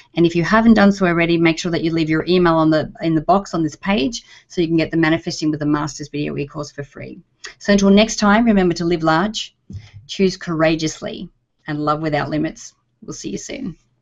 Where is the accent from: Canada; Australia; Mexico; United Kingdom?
Australia; now in United States; as an Australian, when I first came over here to the US